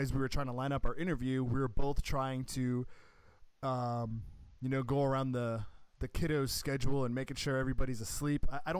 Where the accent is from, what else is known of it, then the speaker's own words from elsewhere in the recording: Boston, Massachusetts, United States; moved away as an adult; So, I grew up in the Boston area, so we have a pretty robust subway system there.